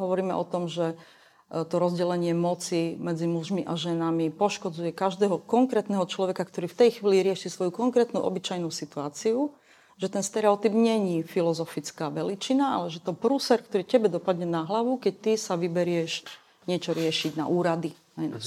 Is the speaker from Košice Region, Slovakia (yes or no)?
yes; Košice, Košice Region, Slovakia; v tom mojom rodnom meste v Košiciach